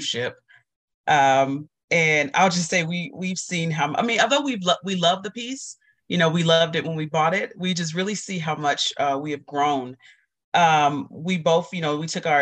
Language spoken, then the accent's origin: English; Dallas, Texas, United States; as a kid, growing up in Dallas